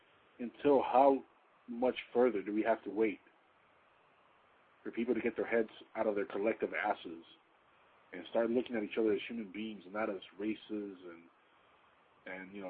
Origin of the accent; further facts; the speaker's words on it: United States; I'm also very proud of being an American.